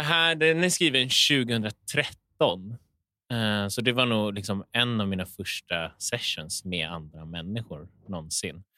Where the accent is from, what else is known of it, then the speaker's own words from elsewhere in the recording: Åkersberga, Stockholm County, Sweden; Jag är från Åkersberga, norr om mm. Stockholm